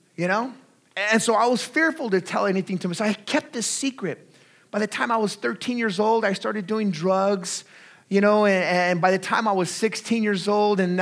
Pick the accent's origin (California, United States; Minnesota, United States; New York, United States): California, United States; Artesia; I grew up in Southeast Los Angeles County in a little city called Artesia